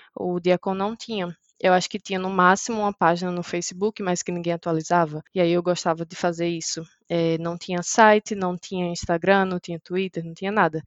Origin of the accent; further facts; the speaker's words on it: Maceió, Alagoas, Brazil; moved away as an adult; now in Graz, Austria; Eu sou de Maceió, Alagoas